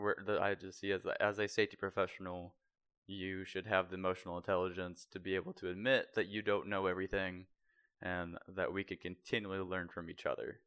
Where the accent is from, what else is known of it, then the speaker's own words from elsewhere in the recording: near Naval Surface Warfare Center Crane, Indiana, United States; also born or lived in Terre Haute, Indiana; about thirty-five minutes outside of where my hometown was